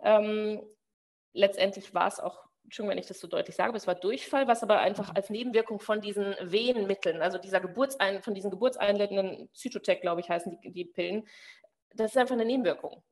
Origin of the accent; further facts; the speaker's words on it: Germany; moved away as an adult; now in Belgium; Ich komme ja aus Deutschland